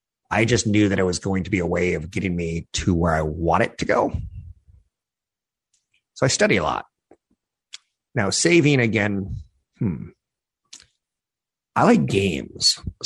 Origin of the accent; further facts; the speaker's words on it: Arkansas, United States; I was like, I'm from Arkansas. I can shoot like a squirrel.